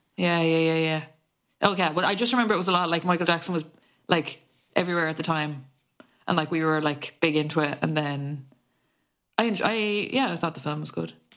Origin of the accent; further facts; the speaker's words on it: Ireland; feeling connected to each other as Irish people